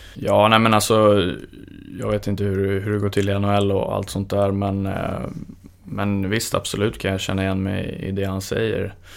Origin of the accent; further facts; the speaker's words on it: Stockholm, Stockholm County, Sweden; moved away; eftersom jag är från Stockholm.